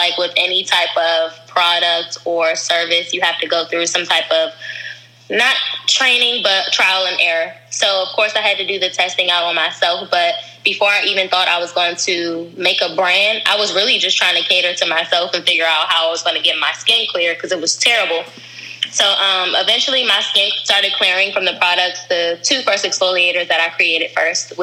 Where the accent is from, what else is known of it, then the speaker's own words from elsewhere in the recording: DMV, United States; also born or lived in Virginia / Upper Marlboro, Maryland / Washington, D.C.; I am from the whole DMV. I say that because I went to school in Virginia and Maryland, but majority of my family is from D.C., so it pretty much feels like I'm from everywhere.